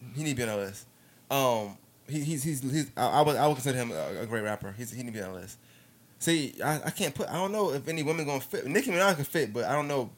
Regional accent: New York, United States; I'm from New York, so we was in New York.

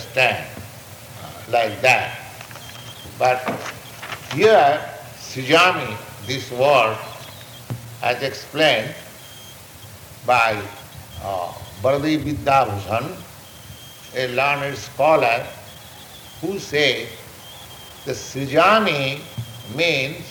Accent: India; moved away; I am Indian, I am person and my place, India, is different.

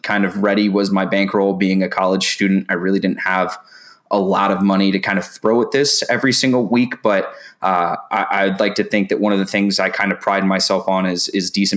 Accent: North Carolina, United States; I grew up, I'm from North Carolina

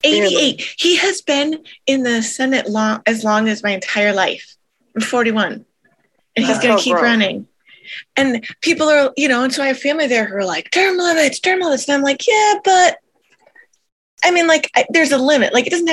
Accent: Iowa, United States; so I'm from Iowa, right?

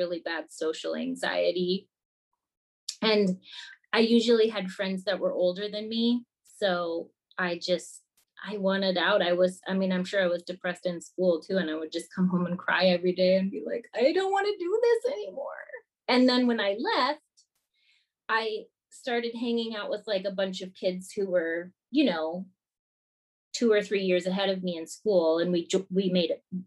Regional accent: Minnesota, United States; moved away as an adult; I grew up in Minnesota

